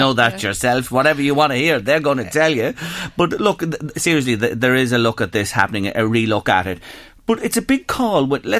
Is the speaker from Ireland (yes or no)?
yes; Ireland; as Irish people, we love to know how much our gaff is worth